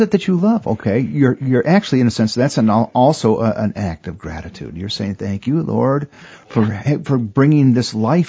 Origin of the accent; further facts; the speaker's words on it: Port Austin, Michigan, United States; I grew up in Port Austin, Michigan. Okay, which is on the tip of the thumb of Michigan. There is nothing north of Port Austin but water for over 100 miles. Okay, it's 150 miles away from Detroit.